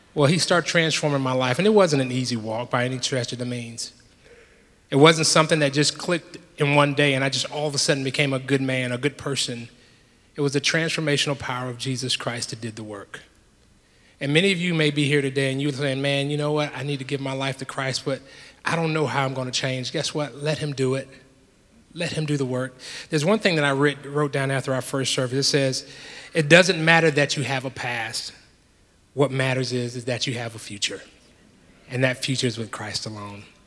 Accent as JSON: {"language": "English", "town": "Jacksonville", "region": "Florida", "country": "United States", "tie": "born or raised there", "said": "I grew up in Jacksonville, Florida"}